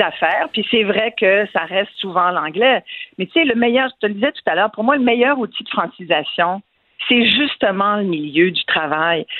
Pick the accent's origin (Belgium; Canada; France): Canada; Quebec; first language French; C'est notre langue maternelle, puis c'est notre identité.